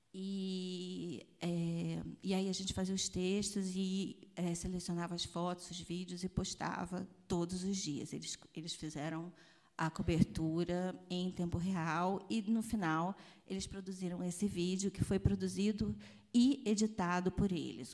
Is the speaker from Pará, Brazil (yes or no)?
no; Rio de Janeiro, Brazil; moved away as an adult; now in São Gabriel da Cachoeira, Brazil; também sou carioca, sou do Rio de Janeiro